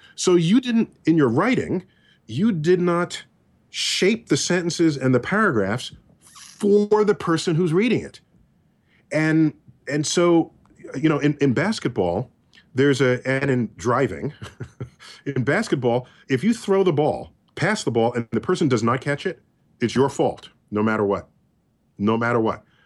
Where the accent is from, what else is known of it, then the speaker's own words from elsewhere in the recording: New York, United States; I'm a New Yorker